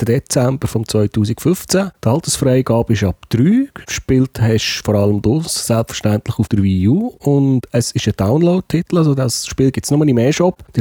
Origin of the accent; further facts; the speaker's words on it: Switzerland; Ja, wir sind Schweizer, das macht unseren Charme aus.